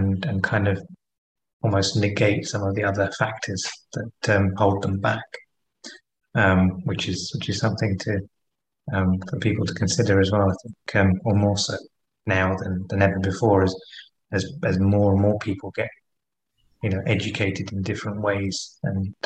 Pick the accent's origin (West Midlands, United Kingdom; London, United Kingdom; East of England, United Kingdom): London, United Kingdom; a Londoner similar to myself